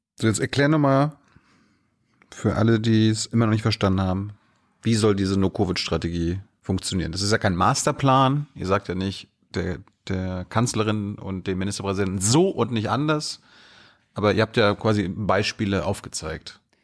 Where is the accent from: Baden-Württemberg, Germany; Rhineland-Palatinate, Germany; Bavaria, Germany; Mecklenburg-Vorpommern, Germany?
Mecklenburg-Vorpommern, Germany; also born or lived in Malchin; now in Berlin, Germany; ich komme aus MacPom